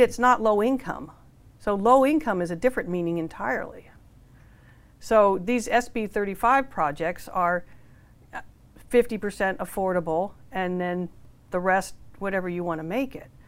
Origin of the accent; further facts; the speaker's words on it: Menlo Park, California, United States; I'm from Menlo Park